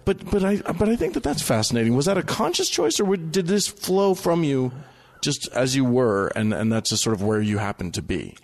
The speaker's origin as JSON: {"language": "English", "region": "Utah", "country": "United States", "said": "I'm from Utah. I'm, I was raised L D S"}